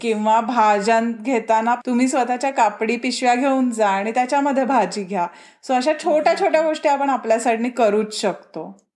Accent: Maharashtra, India

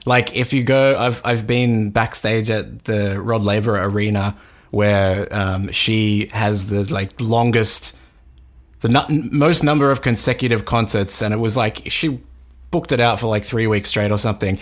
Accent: Australia; growing up in Australia at the time when they were big

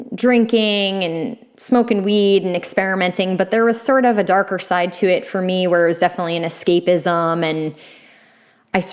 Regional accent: Westchester County, New York, United States; also born or lived in Brooklyn, New York / Boston, Massachusetts; I grew up in Westchester County, and then I lived in Brooklyn for 10 years

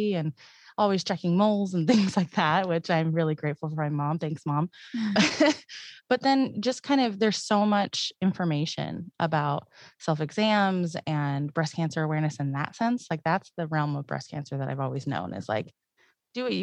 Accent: Paradise, California, United States; I'm from Paradise

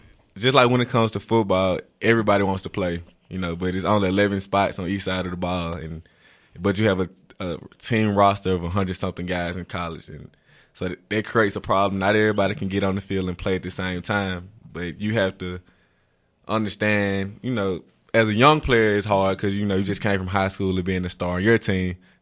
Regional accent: Greenville, Mississippi, United States; Oh, Greenville, Mississippi.

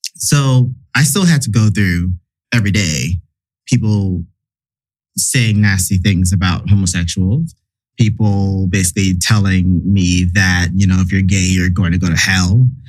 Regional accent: the South, United States; me growing up in the South

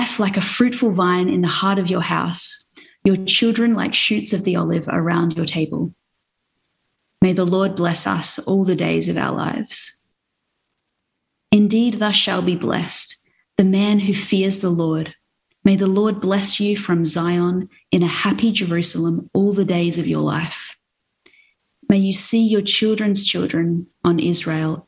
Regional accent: South Australia, Australia; moved away as an adult; now in Brisbane, Australia; I'm from South Australia, but I've lived in Brisbane for about 5 years now

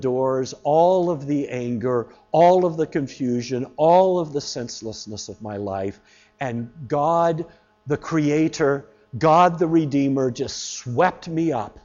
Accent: the American South, United States; I was growing up in the American South.

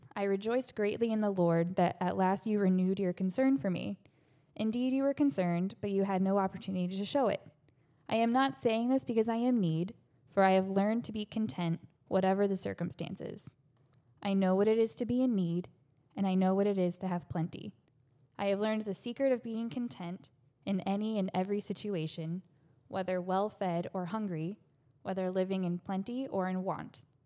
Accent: Ohio, United States; moved away as an adult; now in Florida, United States; I grew up in Ohio

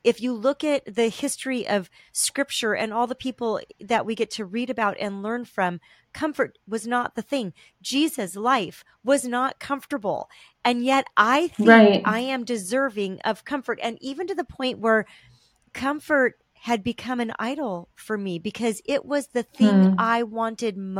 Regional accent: Southern California, United States; we were raised in Southern California

